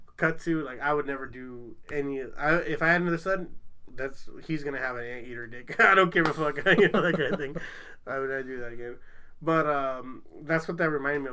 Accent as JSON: {"language": "English", "town": "Long Beach", "region": "California", "country": "United States", "said": "I'm from Long Beach"}